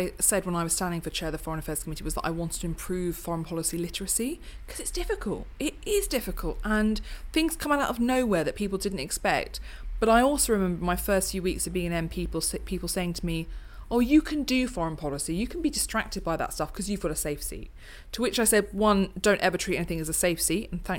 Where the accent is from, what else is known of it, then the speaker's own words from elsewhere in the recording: United Kingdom; I was seeing, just because I'm the British chair, it's not because I'm me